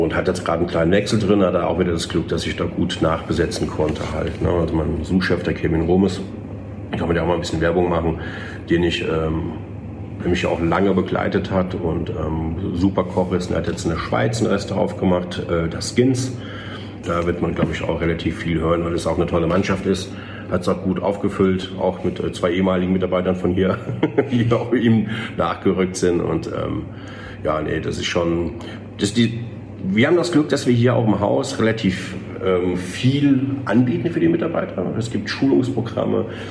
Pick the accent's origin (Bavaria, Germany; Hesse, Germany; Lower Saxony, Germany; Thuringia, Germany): Hesse, Germany; Rodenbach; moved away as an adult; also born or lived in Frankfurt / Taunus; now in Elmau, Germany; Ich bin in Rodenbach groß geworden, in der Nähe von Hanau